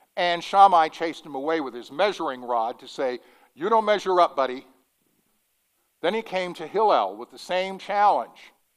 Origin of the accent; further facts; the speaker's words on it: Denver, Colorado, United States; growing up in Denver